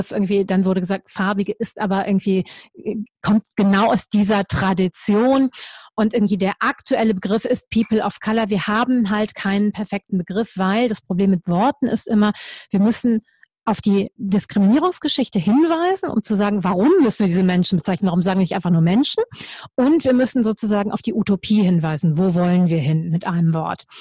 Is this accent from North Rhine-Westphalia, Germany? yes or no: yes; Düsseldorf, North Rhine-Westphalia, Germany; Und ich denen gesagt habe, ich komme aus Düsseldorf